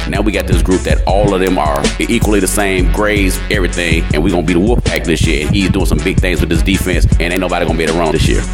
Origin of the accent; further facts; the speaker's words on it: South Carolina, United States; now in Chicago, United States; I'm originally from South Carolina area